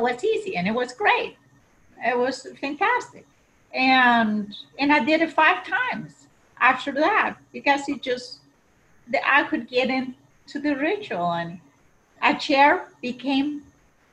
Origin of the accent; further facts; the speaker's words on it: Paraguay; now in United States; I grew up in Paraguay, South